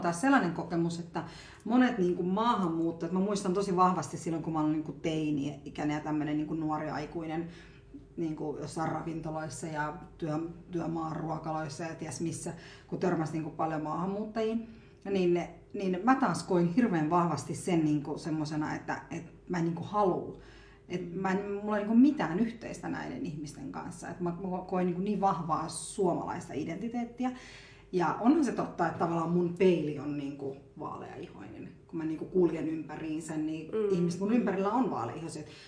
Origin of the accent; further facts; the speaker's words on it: Finland; also born or lived in India; mä oon oikeasti suomalainen